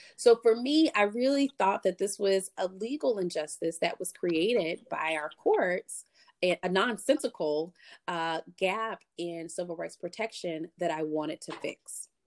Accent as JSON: {"language": "English", "town": "Columbia", "region": "South Carolina", "country": "United States", "tie": "born or raised there", "said": "I grew up in Columbia, South Carolina"}